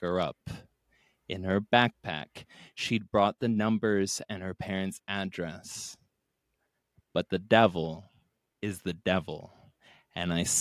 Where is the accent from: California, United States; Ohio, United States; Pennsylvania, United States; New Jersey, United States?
Ohio, United States; I'm from Ohio